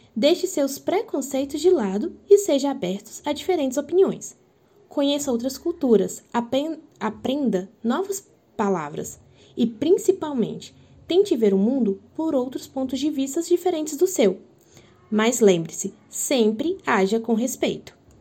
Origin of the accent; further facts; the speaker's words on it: Minas Gerais, Brazil; now in Campo Grande, Brazil; eu sou mineira